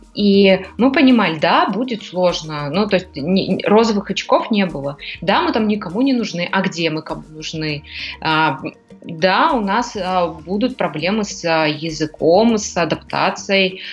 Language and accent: Russian; Almaty, Kazakhstan; moved away as an adult; now in Greece; я из Казахстана, меня почти вся Алматы знала